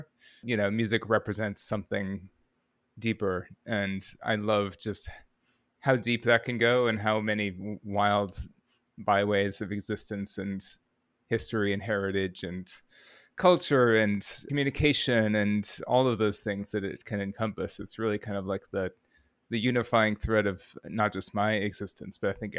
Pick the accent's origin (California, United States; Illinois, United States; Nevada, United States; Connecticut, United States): Illinois, United States; Rockford; Rockford, Illinois.